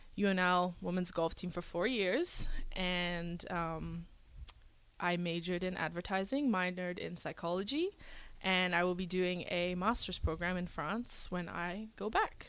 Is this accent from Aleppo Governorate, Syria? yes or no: no; Damascus, Damascus Governorate, Syria; born there; also born or lived in Venezuela / Houston, United States / New Zealand / Brunei; So I was born in the Middle East in Syria, Damascus, and I've lived everywhere growing up. So after Syria, we went to Venezuela in South America. Then we went to Houston, Texas, New Zealand, and Brunei, which is in Southeast Asia.